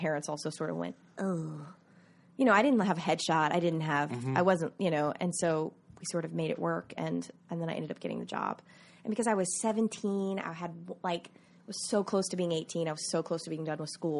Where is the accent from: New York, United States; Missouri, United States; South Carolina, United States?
South Carolina, United States; Myrtle Beach; moved away; I grew up in Myrtle Beach, South Carolina